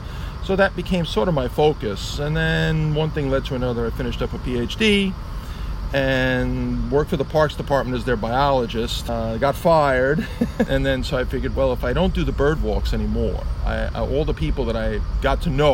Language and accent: English; New York City, New York, United States; I grew up in the Bronx.